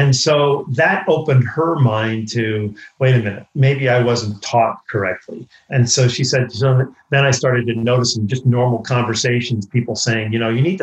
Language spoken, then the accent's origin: English; New York, United States; I grew up in New York.